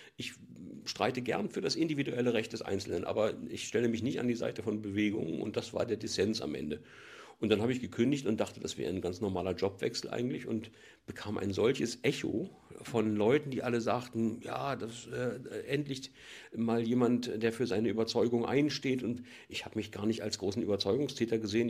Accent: East Germany, Germany; ich komme ja aus der DDR

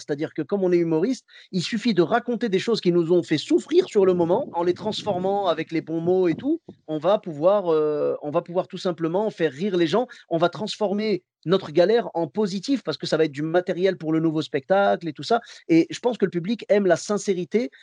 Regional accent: Clermont-Ferrand, Auvergne-Rhône-Alpes, France; je viens de Clermont-Ferrand

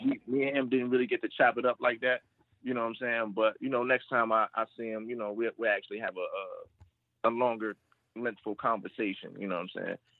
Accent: Maryland, United States; I'm from Maryland, but you know, uh, Richmond

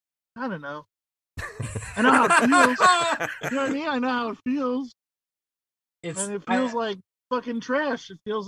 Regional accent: New York, United States; moved away; I was born in dirt. I was raised in filth. I am from New York originally.

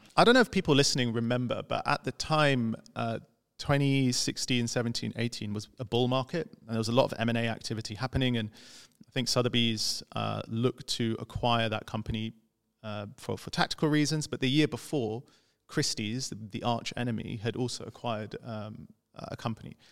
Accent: London, United Kingdom; I was this guy from London who studied economics

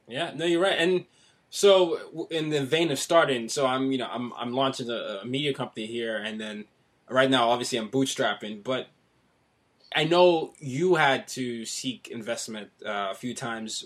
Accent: Nigeria; now in New York City, United States; I'm Nigerian, so you know right. I'm, I'm a foreigner living in New York City

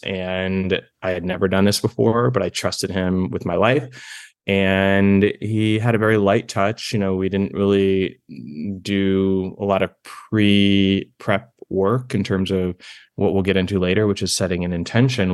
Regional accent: East Coast, United States; moved away; I'm from the East Coast

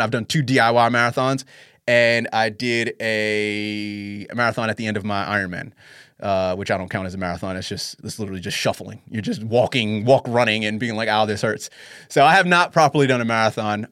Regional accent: New York, United States; moved away as an adult; now in Sydney, Australia; as a New Yorker. I lived there for twelve years, born and raised

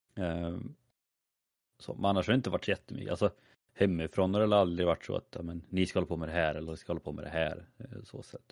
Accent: a small village outside Skövde, Västra Götaland, Sweden; där jag är ifrån, det var ju man gick i skolan på dagen, man spelade fotboll på kvällen. Alltså, det var ju så det som fanns att göra. Eh, I en liten by där utanför Skövde.

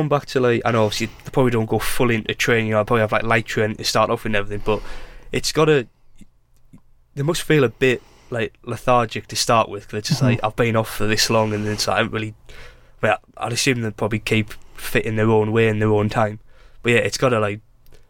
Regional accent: England, United Kingdom; Yeah, it's all like great, they're English. I'm English. I am English.

